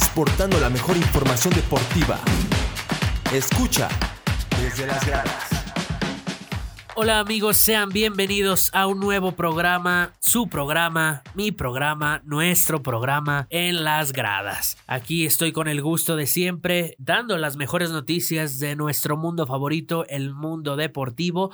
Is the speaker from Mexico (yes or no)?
yes; Mexico; como mexicanos